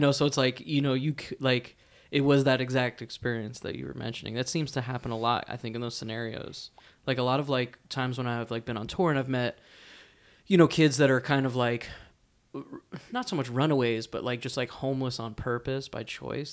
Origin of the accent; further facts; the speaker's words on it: East Coast, United States; I grew up on the East Coast as well